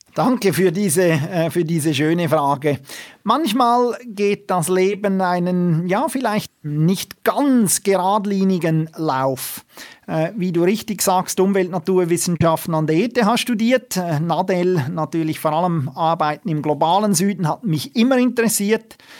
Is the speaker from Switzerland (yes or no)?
yes; Switzerland; bei uns in der Schweiz